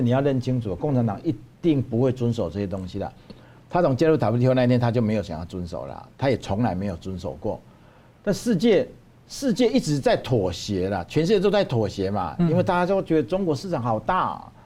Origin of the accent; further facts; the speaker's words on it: Taiwan; 我们台湾人